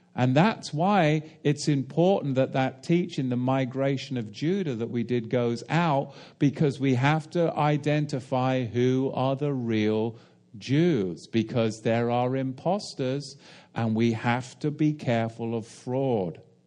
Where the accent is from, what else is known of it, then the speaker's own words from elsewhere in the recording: England, United Kingdom; as an Englishman